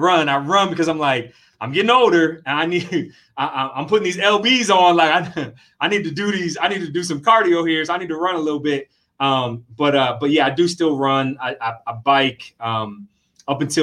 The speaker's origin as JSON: {"language": "English", "region": "New York", "country": "United States", "tie": "born or raised there", "also_born_or_lived": "Philadelphia / Washington, D.C. / Miami / Winston-Salem", "moved": "as an adult", "lives_now": "Columbus, United States", "said": "I grew up in New York"}